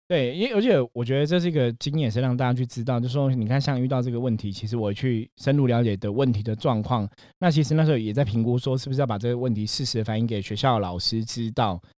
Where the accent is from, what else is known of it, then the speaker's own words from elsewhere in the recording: Taiwan; 我们今天在台湾的这个社会